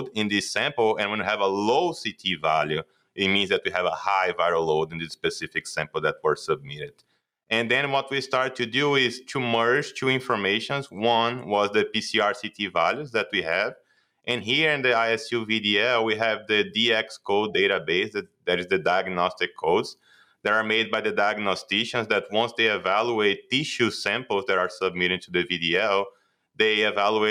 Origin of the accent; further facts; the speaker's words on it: Brazil; moved away as an adult; now in Iowa, United States; I'm a DVM from Brazil. I graduated there in 2016. And then I did my master's also in Brazil